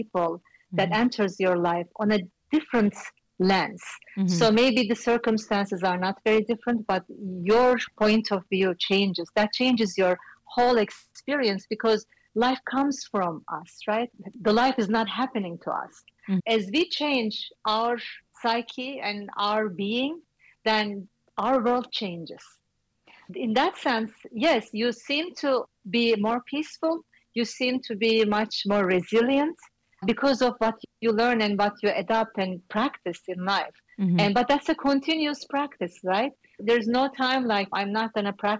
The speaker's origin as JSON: {"language": "English", "region": "Istanbul", "country": "Turkey", "also_born_or_lived": "New York City", "moved": "as an adult", "said": "I came from Istanbul, another big city"}